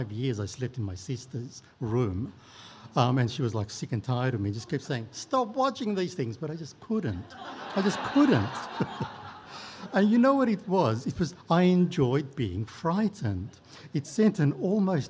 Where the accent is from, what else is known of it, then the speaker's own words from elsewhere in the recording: Melbourne, Victoria, Australia; also born or lived in Turkey; As a teenager growing up in Melbourne